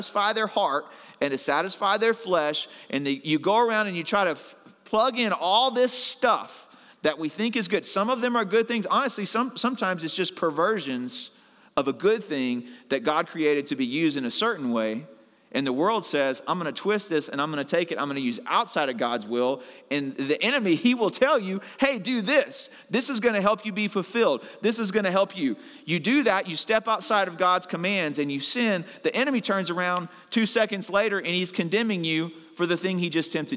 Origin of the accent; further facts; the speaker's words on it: Arkansas, United States; moved away; I'm originally from Arkansas